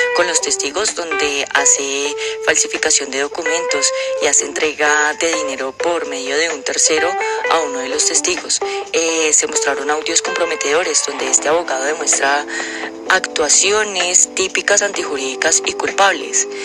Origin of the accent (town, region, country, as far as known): Colombia